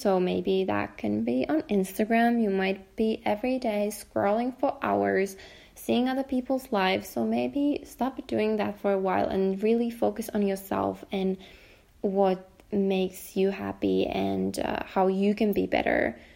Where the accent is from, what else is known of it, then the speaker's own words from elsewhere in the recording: Finland; also born or lived in Helsinki, Finland; I'm talking from Finland, um, from Helsinki, Finland